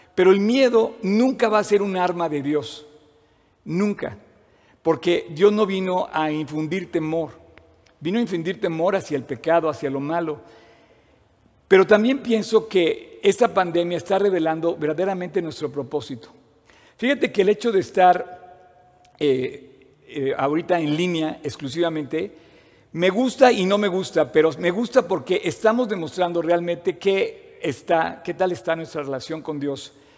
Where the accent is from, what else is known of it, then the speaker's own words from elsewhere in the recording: Mexico; nací en México